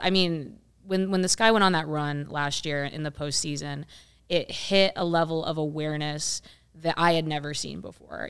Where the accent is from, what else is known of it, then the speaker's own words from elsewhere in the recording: rural Ohio, United States; also born or lived in Columbus, Ohio; now in Chicago, United States; grew up in, in rural Ohio